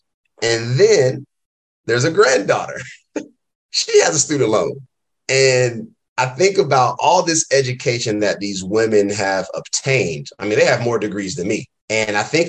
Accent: Durham, North Carolina, United States; moved away as an adult; also born or lived in Philadelphia, Pennsylvania; now in Oakland, United States; I'm originally born and raised in Durham, North Carolina

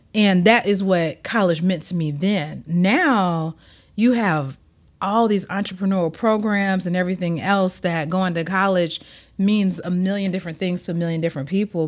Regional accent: Atlanta, Georgia, United States; moved away as an adult; now in Miami, United States; I'm born and raised in Atlanta

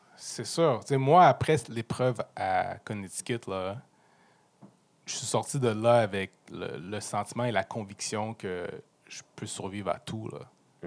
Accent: Montreal, Quebec, Canada; je suis venu jouer aux Alouettes dans ma ville natale, où est-ce que ma famille est là, mes boys du high school sont là

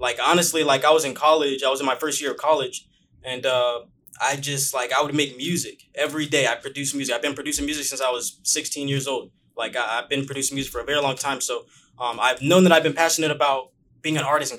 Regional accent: Bakersfield, California, United States; moved away as an adult; now in Los Angeles, United States; I came from Bakersfield. A lot of people don't know that I'm from Bakersfield, actually.

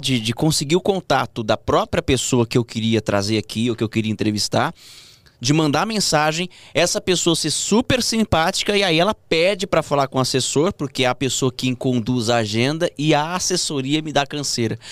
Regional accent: interior of São Paulo, Brazil; moved away as an adult; now in São Paulo, Brazil; eu vim do interior de São Paulo

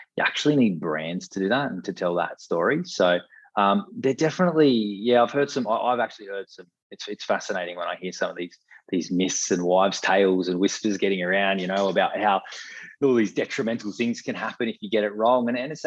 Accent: Australia; as Aussie consumers

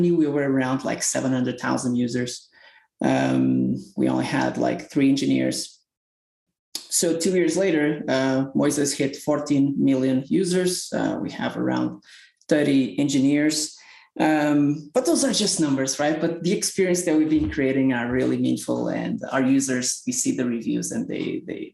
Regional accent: Portugal; moved away as an adult; now in Salt Lake City, United States; I live in Salt Lake City now. I'm originally from Portugal. I moved to the United States around 6 years ago.

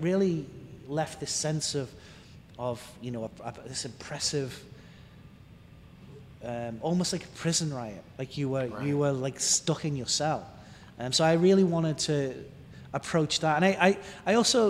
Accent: Liverpool, North West England, United Kingdom; now in United States; my hometown of Toxteth in Liverpool

